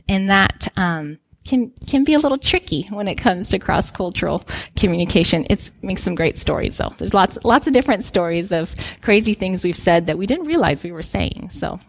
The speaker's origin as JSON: {"language": "English", "country": "Guinea", "tie": "born or raised there", "said": "some of you know that I grew up in Guinea, West Africa. So my parents are missionaries."}